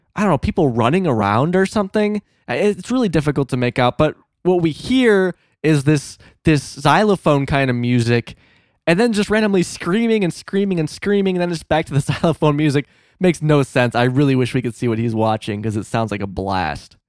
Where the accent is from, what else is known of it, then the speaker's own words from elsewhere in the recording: Illinois, United States; moved away; My small-ass town in Illinois